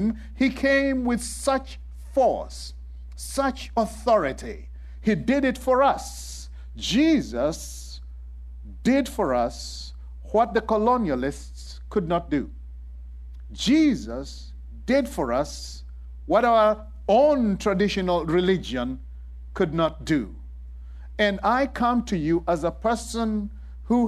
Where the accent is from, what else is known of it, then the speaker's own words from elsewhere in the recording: Kenya; moved away; I was raised in Kenya